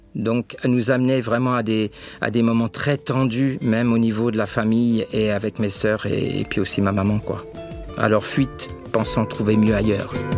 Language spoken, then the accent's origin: French; Choisy-le-Roi, Île-de-France, France; dans cette ville où je suis né, à Choisy-le-Roi